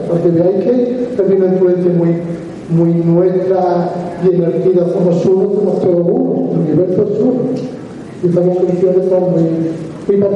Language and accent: Spanish; Province of Málaga, Andalusia, Spain; yo vengo aquí de Málaga, soy de la provincia de Málaga, un pueblecito que está entre Adostainas, bueno, Adostainas, yo soy de Adostainas